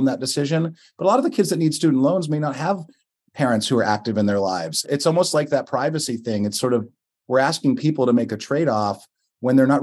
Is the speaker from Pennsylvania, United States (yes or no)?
yes; Western Pennsylvania, United States; as a Western Pennsylvanian